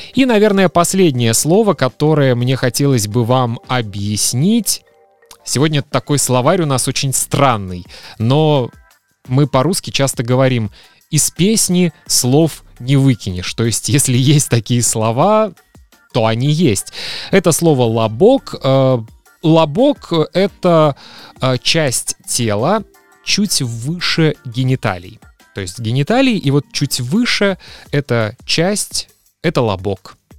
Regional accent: Kaliningrad Oblast, Russia; в моем родном городе в Калининграде

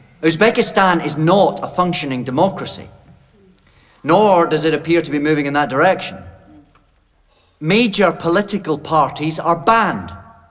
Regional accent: Scotland, United Kingdom; Ladies and gentlemen, I'm a Scot and proud of my race.

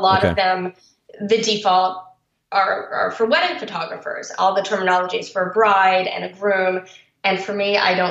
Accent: Baltimore, Maryland, United States; I grew up in Baltimore

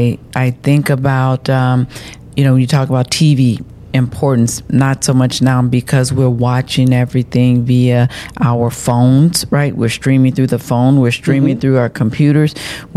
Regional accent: Chicago, Illinois, United States; I'm from Chicago, downtown Chicago.

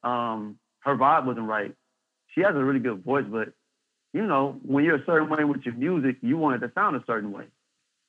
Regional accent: Saginaw, Michigan, United States; I was born and raised in Saginaw

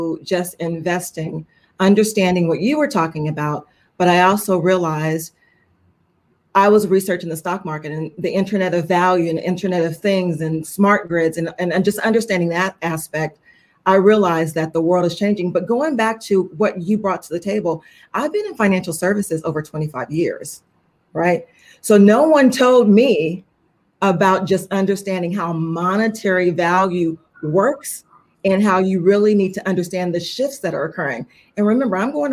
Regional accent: Inglewood, California, United States; I'm from Inglewood, California. Yes, born and raised

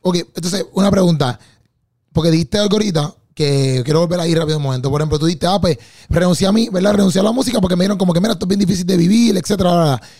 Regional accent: Bayamón, Puerto Rico; somos de Bayamón

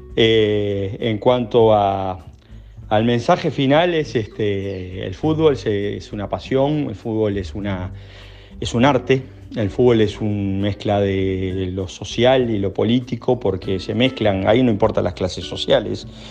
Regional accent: Montevideo, Uruguay; yo de hecho me crié Malvin

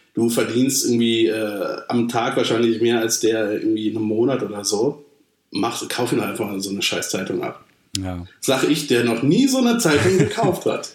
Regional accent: Germany; ich bin Deutscher

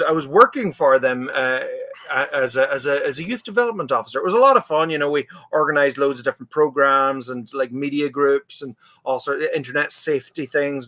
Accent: Letterkenny, Ulster, Ireland; growing up in Letterkenny

